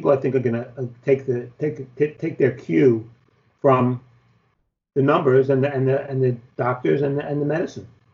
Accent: New York, United States; being a New Yorker

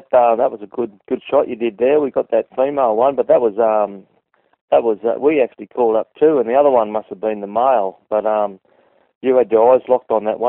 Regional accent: Australia; born there; all my family's born in Papua New Guinea, but I was born in Australia.

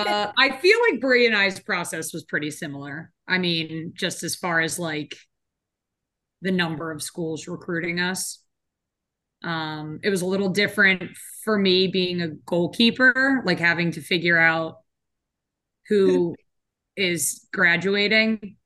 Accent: New Jersey, United States; I'm from South Jersey.

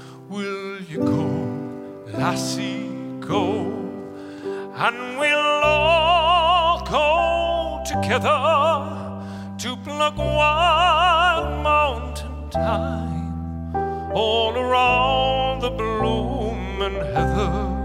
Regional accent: Ireland; now in United States; We as Irish feel very connected to this because I suppose we know what it's like to be an occupied country

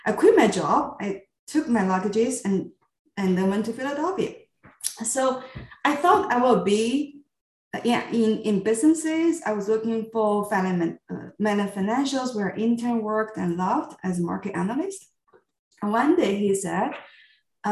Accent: Qingdao, Shandong, China; moved away as an adult; my hometown, Qingdao, where I grew up

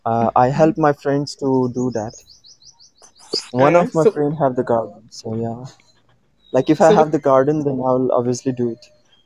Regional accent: India; I'm from India

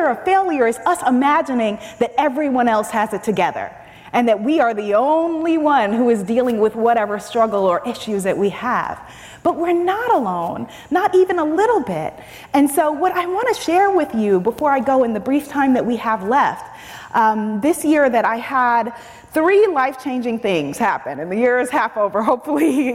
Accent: New York City, New York, United States; I am Caribbean American, I'm African American, I'm a New Yorker

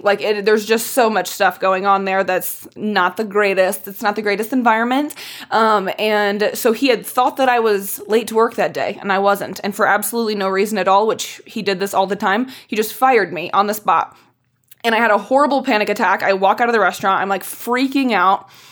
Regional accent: Indianapolis, Indiana, United States; moved away as an adult; also born or lived in Chicago; I grew up in Indiana

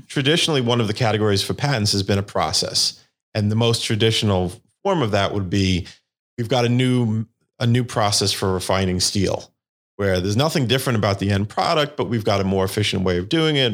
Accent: New York City, New York, United States; I'm from Staten Island, New York. and that's where I grew up.

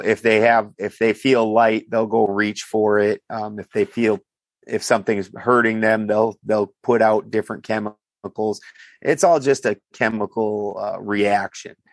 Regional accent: South Dakota, United States; also born or lived in Richfield, Minnesota / Bloomington, Minnesota; now in California, United States; I'm from South Dakota

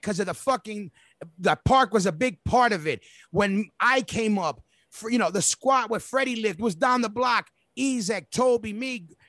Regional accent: New York City, New York, United States; we literally grew up. We grew in that park. We came up in that park.

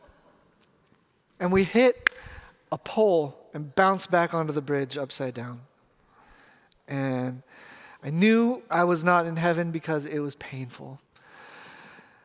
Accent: Renton, Washington, United States; I'm from Renton

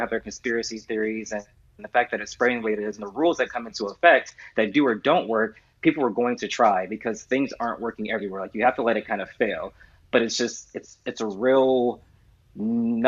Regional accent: United States; now in United Kingdom; I'm an American

